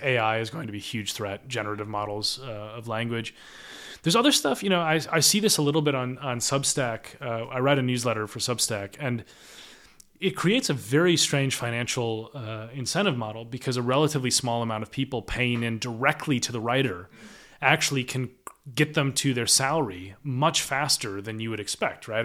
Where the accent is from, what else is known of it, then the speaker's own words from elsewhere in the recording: United States; moved away as an adult; now in United Kingdom; an American living in the U K